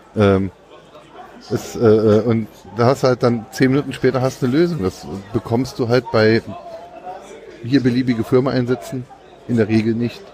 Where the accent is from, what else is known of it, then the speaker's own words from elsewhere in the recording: Saarland, Germany; bei uns im Saarland